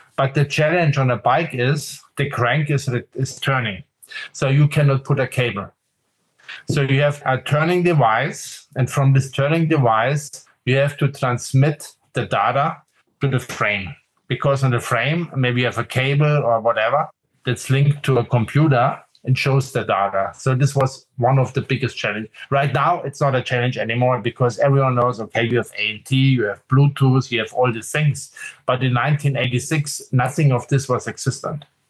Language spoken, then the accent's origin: English; Munich, Bavaria, Germany; also born or lived in Aachen; when I grew up in Munich, so this is south of Germany in Bavaria